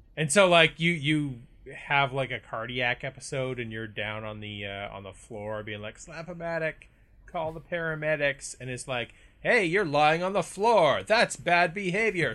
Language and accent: English; Canada; we are Canadian